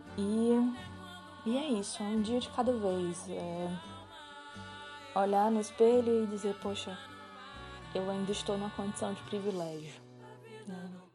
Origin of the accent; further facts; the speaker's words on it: Fortaleza, Ceará, Brazil; eu sou de Fortaleza, no Ceará.